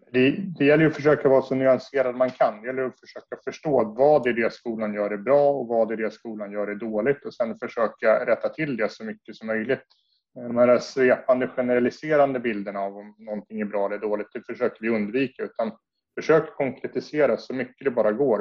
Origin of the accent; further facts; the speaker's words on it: Södertälje, Stockholm County, Sweden; jag är född och uppvuxen i Södertälje